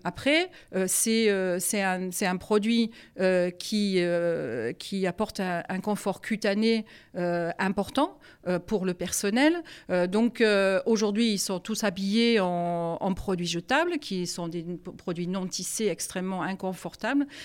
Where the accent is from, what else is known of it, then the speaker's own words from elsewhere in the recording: Germany; French is a second language; now in France; je suis allemande d'origine